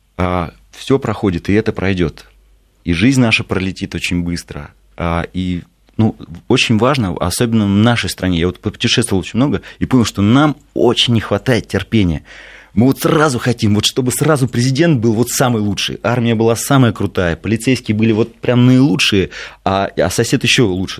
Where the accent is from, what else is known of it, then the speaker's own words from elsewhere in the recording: Moscow, Russia; родился в Москве